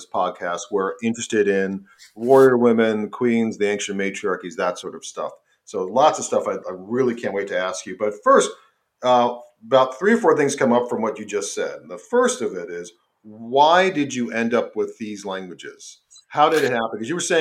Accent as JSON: {"language": "English", "town": "New York City", "region": "New York", "country": "United States", "said": "because I'm from New York. I'm from Staten Island"}